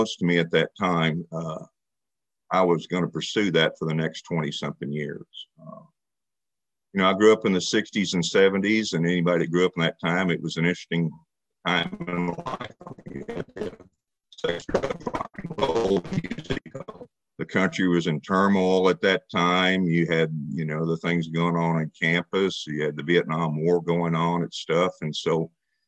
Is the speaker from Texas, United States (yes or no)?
yes; Dallas, Texas, United States; moved away as an adult; now in Joplin, United States; I'm from Dallas, Texas. A year ago, I moved to Joplin